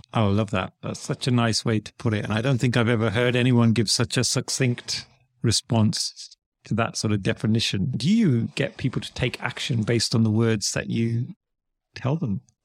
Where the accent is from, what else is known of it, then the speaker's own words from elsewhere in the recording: United Kingdom; also born or lived in United States; as a Brit, someone in the U K